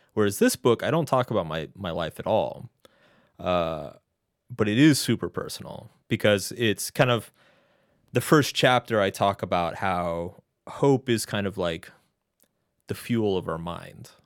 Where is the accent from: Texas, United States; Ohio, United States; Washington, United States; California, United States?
Texas, United States; moved away as an adult; also born or lived in Boston; now in New York City, United States; I grew up in Texas